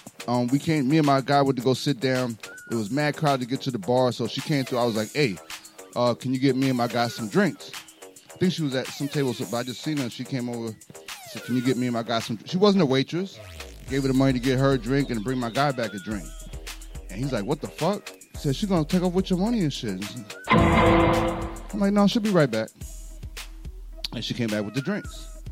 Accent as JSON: {"language": "English", "region": "New York", "country": "United States", "said": "I'm from New York"}